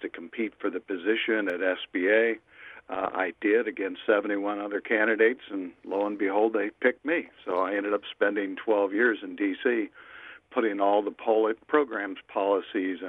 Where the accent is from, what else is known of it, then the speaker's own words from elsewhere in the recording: St. Louis, Missouri, United States; I'm from St. Louis.